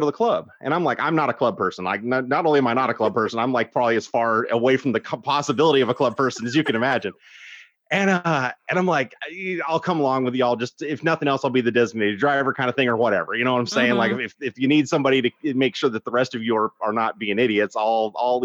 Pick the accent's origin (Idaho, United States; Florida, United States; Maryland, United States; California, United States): Idaho, United States; now in South Carolina, United States; I grew up in Idaho